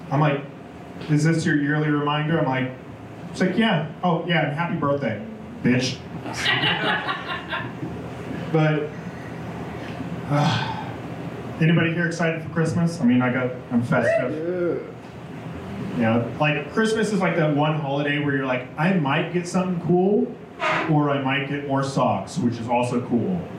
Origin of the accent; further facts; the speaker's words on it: Denver, Colorado, United States; You know, like when I say I'm from Colorado, like Denver, I'm like close, I guess.